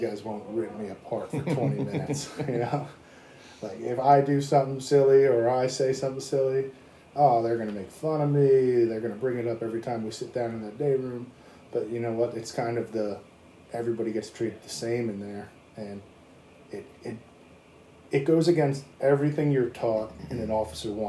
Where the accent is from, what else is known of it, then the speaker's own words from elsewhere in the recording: Washington, United States; also born or lived in Long Island, New York; As a Washington native